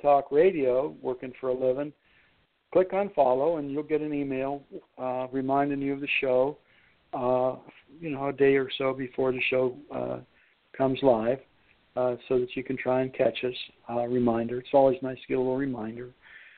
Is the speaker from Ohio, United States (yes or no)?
yes; Lordstown, Ohio, United States; Lordstown, Ohio, my hometown there, Youngstown